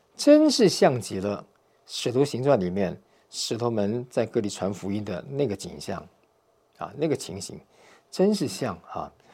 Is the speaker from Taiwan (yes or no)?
yes; Taiwan; moved away; 我是从台湾来的，讲华语的